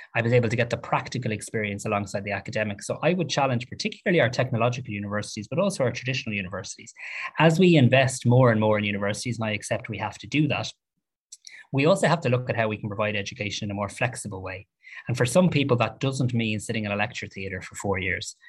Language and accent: English; Ireland